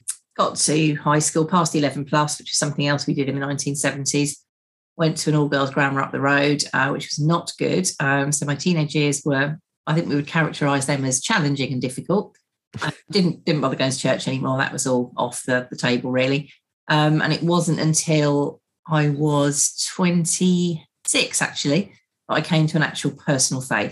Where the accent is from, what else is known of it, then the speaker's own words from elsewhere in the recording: West Essex, East of England, United Kingdom; From West Essex, which is sort of on the edge of commuter land in the forest. So born in a very small village.